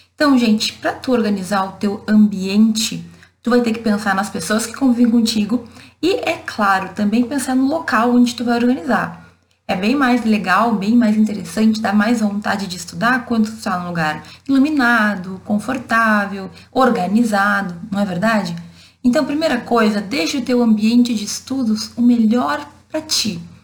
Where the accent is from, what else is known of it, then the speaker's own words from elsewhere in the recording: Brazil; A gente é brasileiro